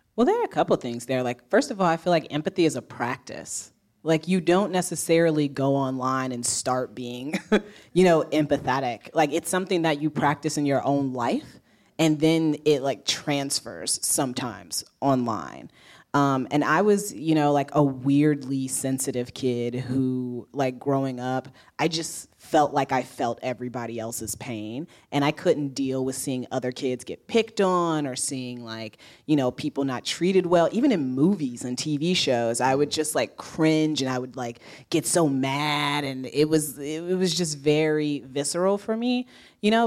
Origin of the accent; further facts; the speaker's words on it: Indiana, United States; now in New York, United States; I'm from Indiana